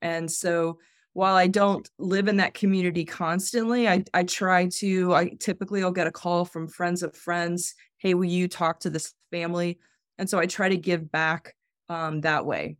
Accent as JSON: {"language": "English", "town": "Atlanta", "region": "Georgia", "country": "United States", "tie": "born or raised there", "said": "I grew up in Atlanta. I grew up in East Cobb County, went to Lassiter High School"}